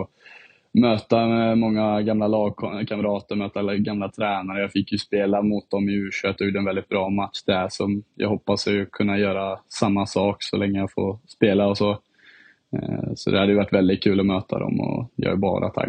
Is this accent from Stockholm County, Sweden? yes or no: no; Herrljunga, Västra Götaland, Sweden; also born or lived in Finland / Dubai / London; Jag har bott, eh, lite i, eh, bott i Dubai och London och sen har jag bott lite i Sverige. Och så jag, min, ja, jag skulle klassa mig själv som från Herrljunga egentligen.